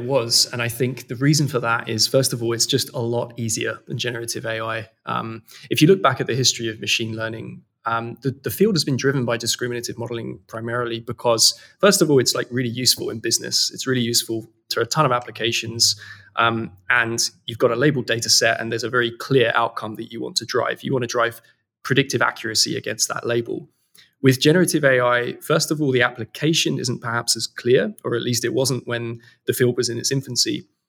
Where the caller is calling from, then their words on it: London, United Kingdom; I'm based in London. This is our office here in London, in Old Street.